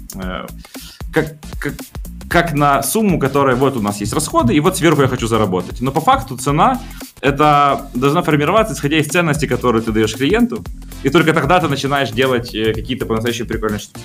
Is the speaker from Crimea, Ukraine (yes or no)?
no; Zaporizhzhia, Zaporizhzhia Oblast, Ukraine; now in Kyiv, Ukraine; Я родился в прекрасном городе Запорожье, э, но родители переехали в Киев